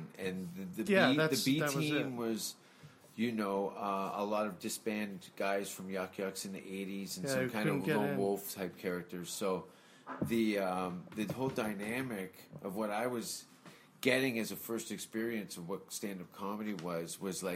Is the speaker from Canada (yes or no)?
yes; Hamilton, Ontario, Canada; also born or lived in Vancouver; I moved to Vancouver, leaving my hometown of Hamilton